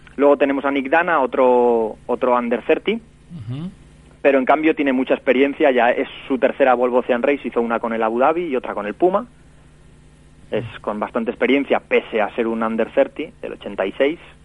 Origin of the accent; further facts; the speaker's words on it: Valencia, Valencian Community, Spain; aquí en mi ciudad, en Valencia